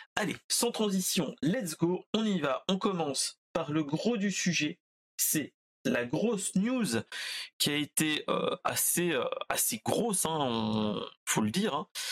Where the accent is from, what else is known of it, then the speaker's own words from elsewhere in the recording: Orléans, Centre-Val de Loire, France; Orléanais de base